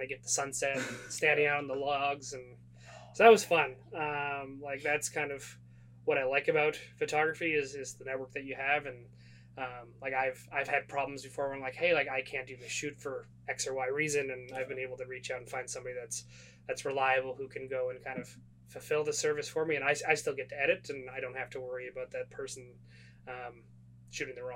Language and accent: English; Calgary, Alberta, Canada; moved away; I'm originally from Calgary